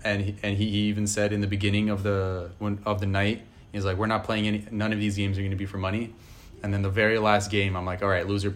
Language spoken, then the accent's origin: English; New York City, New York, United States; growing up in New York City, I feel like it would be a different scenario if you grew up in, like, Nebraska or something like that.